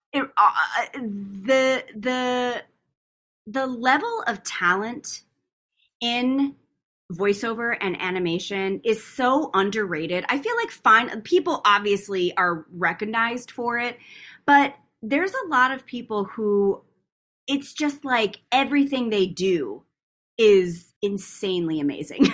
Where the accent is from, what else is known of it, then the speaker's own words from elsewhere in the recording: Tucson, Arizona, United States; moved away as an adult; now in Los Angeles, United States; my hometown of, of Tucson, Arizona